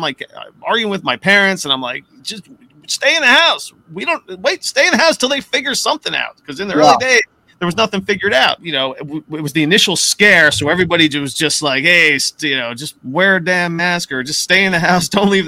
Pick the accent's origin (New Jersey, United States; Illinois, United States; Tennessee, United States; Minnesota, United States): New Jersey, United States; also born or lived in Jackson Heights, Queens, New York; But I lived in Jackson Heights for a few years before I moved to Jersey. I grew up in Jersey, lived in Jackson Heights, worked in Manhattan. And now I'm home.